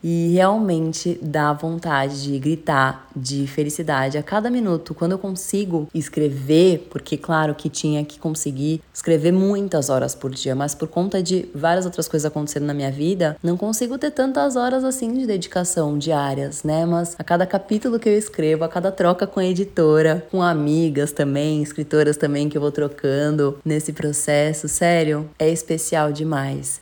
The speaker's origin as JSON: {"language": "Portuguese", "region": "São Paulo", "country": "Brazil", "tie": "born or raised there", "said": "Morei, nasci morei em São Paulo a vida toda"}